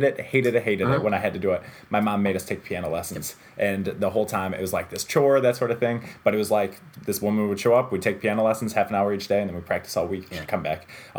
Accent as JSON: {"language": "English", "town": "Holland Patent", "region": "New York", "country": "United States", "tie": "born or raised there", "also_born_or_lived": "Syracuse, New York", "said": "I grew up in Syracuse for a couple of years. Nice. We moved into Holland Patton, and I started kindergarten there."}